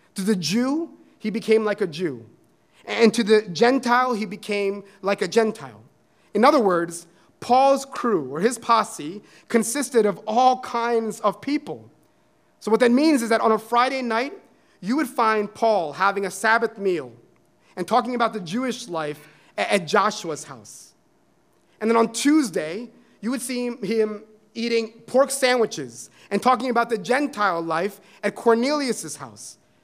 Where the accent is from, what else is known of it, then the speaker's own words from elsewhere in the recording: India; I am a Christian who is Indian